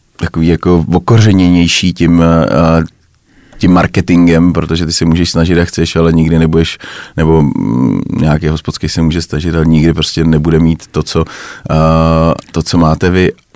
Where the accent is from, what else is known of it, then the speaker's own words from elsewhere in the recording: Czechia; my si asi málo užíváme jako Češi